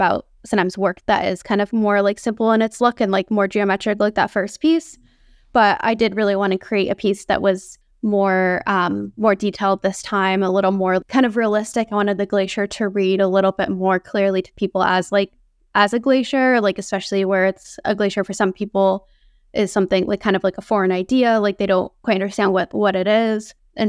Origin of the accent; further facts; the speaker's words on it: Northeast, United States; I grew up in the Northeast, so I'd never seen that type of landscape or glaciers before.